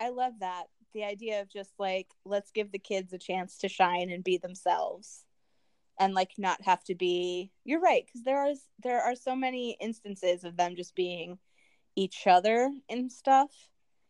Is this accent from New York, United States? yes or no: no; Bloomington, Minnesota, United States; moved away; I love Bloomington. I'm happy that I lived there. My family still lives there